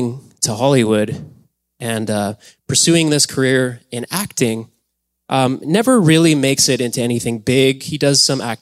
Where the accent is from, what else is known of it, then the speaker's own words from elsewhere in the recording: Alberta, Canada; moved away; We grew up in Alberta.